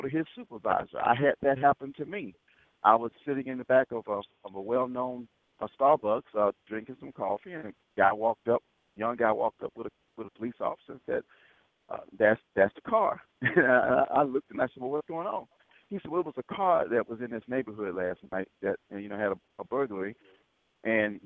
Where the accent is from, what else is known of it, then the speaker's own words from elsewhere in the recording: Selma, Alabama, United States; In the 60s, I grew up in Selma.